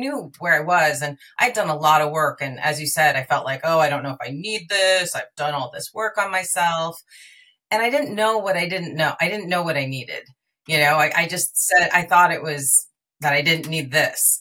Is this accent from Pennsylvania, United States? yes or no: no; New York, United States; now in California, United States; I live in California. I'm originally from New York